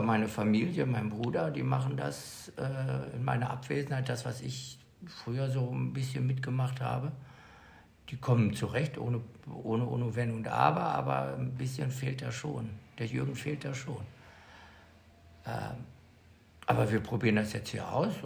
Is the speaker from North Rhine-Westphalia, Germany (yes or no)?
yes; Bad Salzuflen, North Rhine-Westphalia, Germany; moved away as an adult; now in Mallorca, Spain; Aus dem schönen Kurort Bad Salzuflen